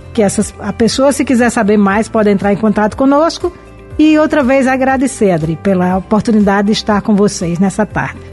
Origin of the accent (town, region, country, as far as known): Brazil